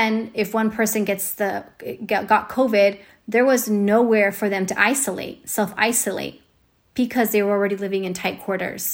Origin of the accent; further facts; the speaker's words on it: Fairfield, United States; my hometown parades. We have a great 4th of July parade